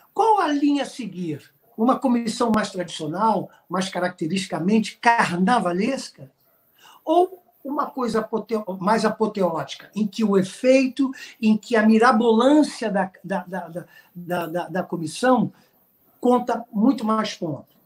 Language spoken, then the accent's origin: Portuguese; Brazil; nós somos brasileiros, artistas criativos